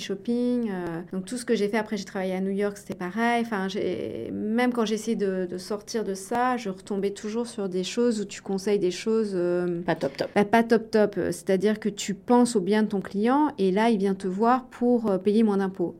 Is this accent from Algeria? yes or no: no; Le Creusot, Bourgogne-Franche-Comté, France; also born or lived in Chambéry, Savoie; j'ai vécu en Bourgogne une grande partie euh, de mon enfance, au Creusot pour être précis